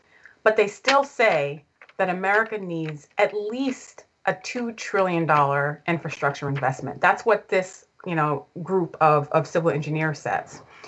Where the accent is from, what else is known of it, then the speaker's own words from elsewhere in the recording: New York, United States; I'm from New York.